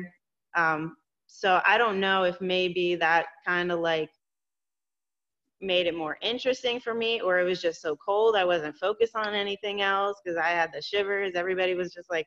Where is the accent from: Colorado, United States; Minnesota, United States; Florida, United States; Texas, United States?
Florida, United States; born or raised there; also born or lived in New York